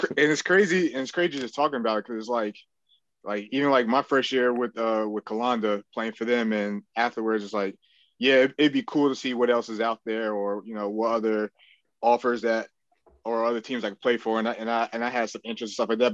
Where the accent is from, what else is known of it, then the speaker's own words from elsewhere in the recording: New Jersey, United States; being from Jersey, close to New York City